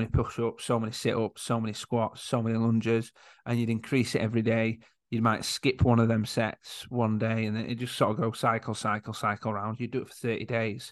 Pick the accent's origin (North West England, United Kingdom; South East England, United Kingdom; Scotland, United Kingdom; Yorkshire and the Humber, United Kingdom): Yorkshire and the Humber, United Kingdom; I am from Yorkshire